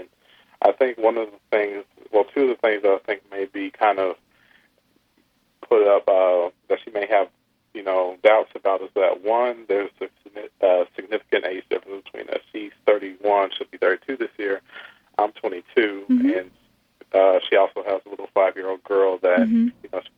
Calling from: Indianapolis, Indiana, United States; Yes. I'm actually calling from Indianapolis.

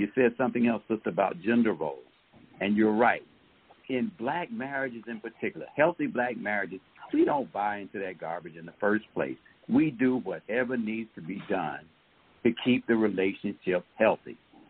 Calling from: Atlanta, Georgia, United States; I'm calling from

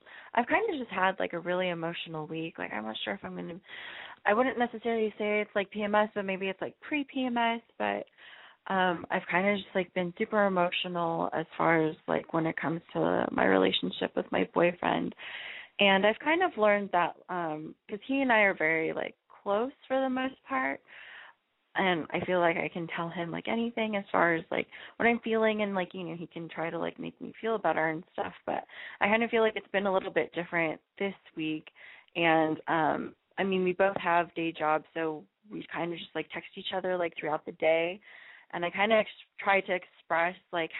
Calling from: Los Angeles, California, United States; I'm calling from L.A., and I'm 27.

